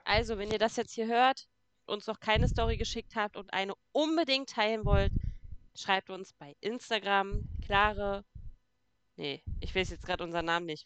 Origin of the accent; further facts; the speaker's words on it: Brandenburg, Germany; Bei uns in Brandenburg